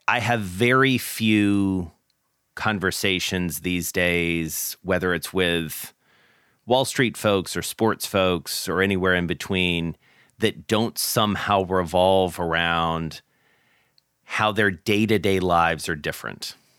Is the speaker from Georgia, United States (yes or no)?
yes; Atlanta, Georgia, United States; moved away; my hometown of Atlanta